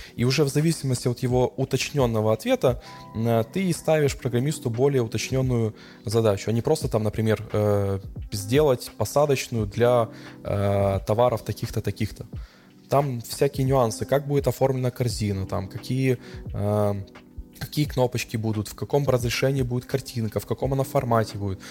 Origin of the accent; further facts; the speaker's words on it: Odesa, Odesa Oblast, Ukraine; я одессит, мне 34 года